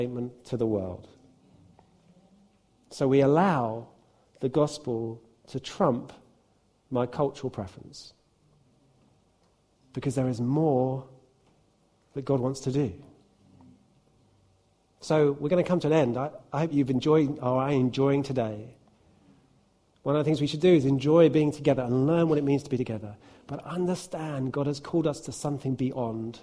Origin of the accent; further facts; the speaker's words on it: United Kingdom; It doesn't mean that I'm not British